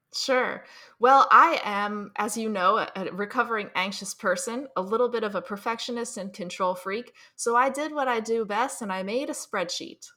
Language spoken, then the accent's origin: English; New Jersey, United States; I'm from New Jersey. I grew up here